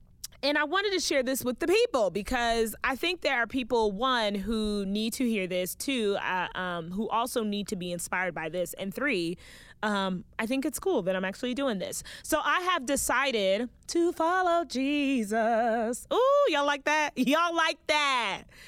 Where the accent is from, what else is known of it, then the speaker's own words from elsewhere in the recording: West Palm Beach, Florida, United States; I was born and raised in West Palm Beach, Florida, and my entire family is Haitian. I am a Haitian American